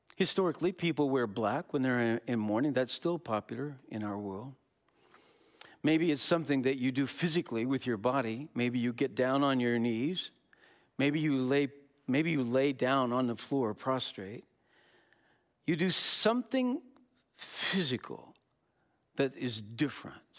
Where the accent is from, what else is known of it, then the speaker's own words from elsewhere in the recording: Wisconsin, United States; we're from Wisconsin.